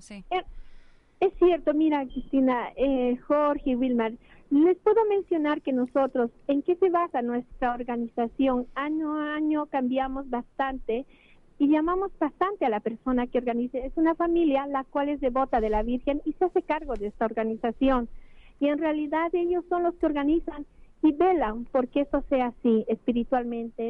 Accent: Bolivia; now in Santiago, Chile; nosotros como residentes bolivianos

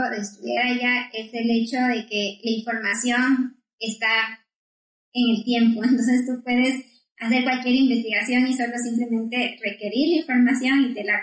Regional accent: Quito, Pichincha, Ecuador; also born or lived in London, United Kingdom; en Ecuador, soy de Quito

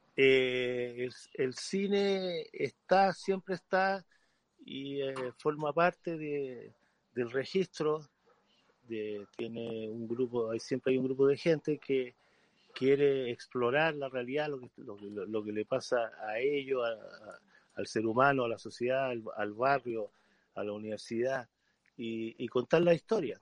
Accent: Chile; moved away as an adult; muchos de los cineastas tuvimos que salir fuera de Chile, actores, eh, y después cuando yo volví a Chile

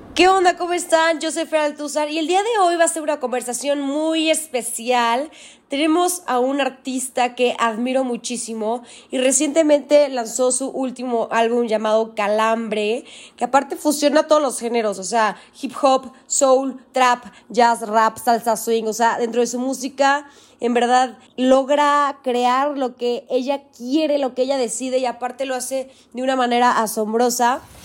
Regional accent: Mexico City, Mexico; yo soy de la Ciudad de México

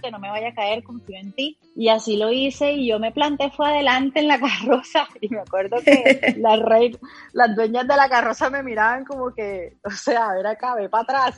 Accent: Montería, Córdoba, Colombia; yo soy de Montería

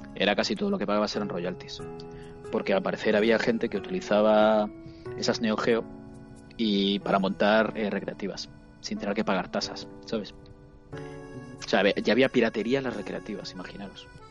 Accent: Vigo, Galicia, Spain; soy de Vigo

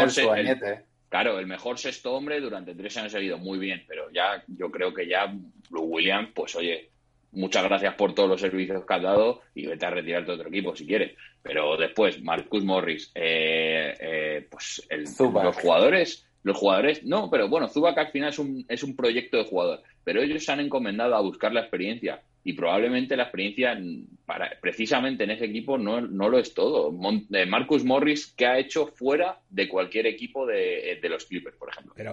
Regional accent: Madrid, Community of Madrid, Spain; que somos de Madrid, que no se nos note tanto, que no damos tiempo a la gente, por favor.

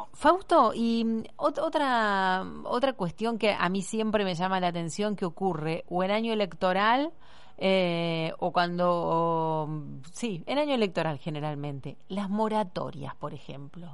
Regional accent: Argentina; como somos los argentinos

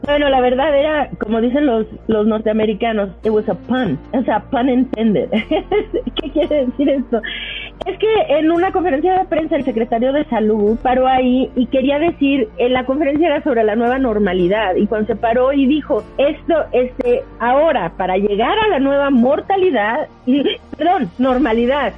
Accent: Mexico; yo soy mexicano y me late ser mexicano

